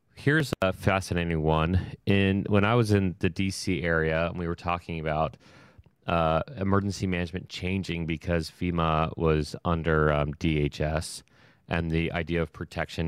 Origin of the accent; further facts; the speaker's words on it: Ohio, United States; I'm from Ohio.